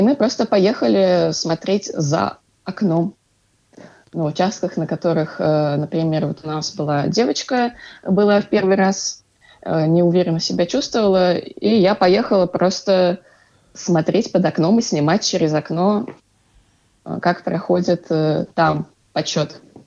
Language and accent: Russian; Ufa, Bashkortostan, Russia; я из Уфы